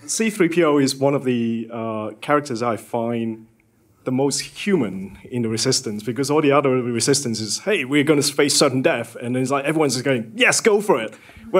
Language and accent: English; Hong Kong; I'm from Hong Kong